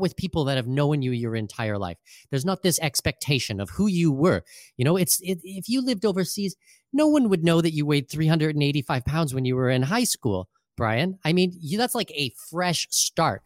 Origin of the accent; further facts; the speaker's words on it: southwestern Ontario, Canada; moved away as an adult; now in Panama City, Panama; in southwestern Ontario, which is where I grew up.